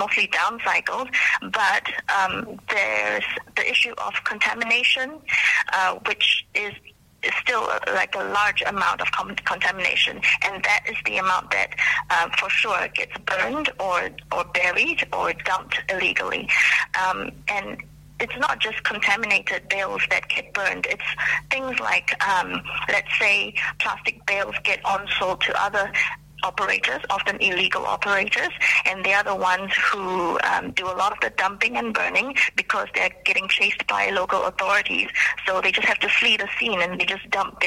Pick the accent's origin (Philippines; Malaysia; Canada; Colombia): Malaysia; now in New Zealand; my hometown in Malaysia